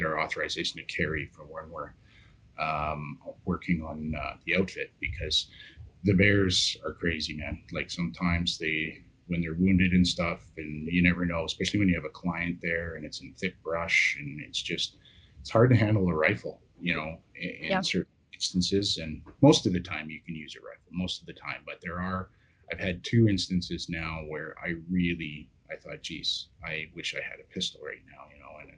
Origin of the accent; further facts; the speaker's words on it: Yukon, Canada; born and raised in the Yukon, very much an outdoor oriented childhood